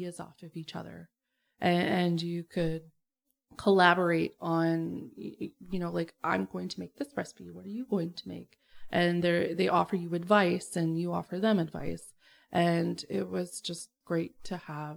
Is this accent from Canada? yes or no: yes; Keswick, Ontario, Canada; moved away as an adult; right around where I grew up.